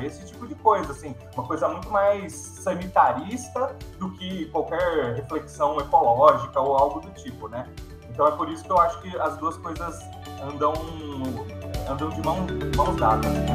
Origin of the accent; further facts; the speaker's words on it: Campinas, São Paulo, Brazil; eu sou de Campinas mesmo